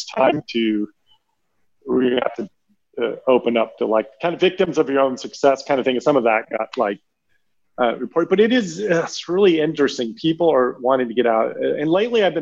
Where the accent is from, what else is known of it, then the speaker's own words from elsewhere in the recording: Texas, United States; as the American on here, and a Texan, no less.